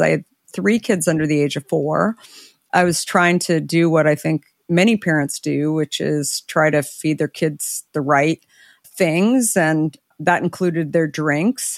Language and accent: English; Arizona, United States; I grew up in Arizona